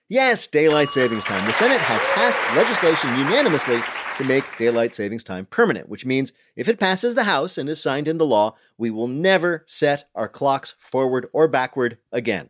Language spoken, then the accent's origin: English; Union County, New Jersey, United States; moved away; I grew up in Union County.